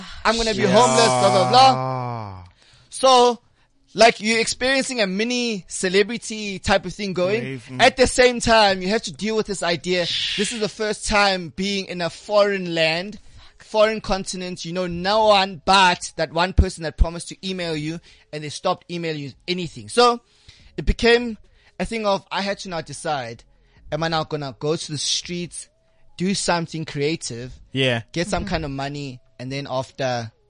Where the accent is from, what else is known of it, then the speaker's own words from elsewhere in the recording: South Africa; I'm from South Africa.